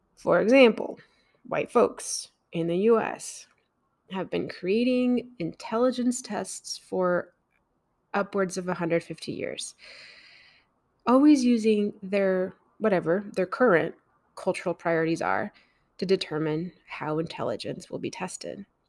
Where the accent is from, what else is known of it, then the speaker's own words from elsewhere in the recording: Mexico; I grew up in Mexico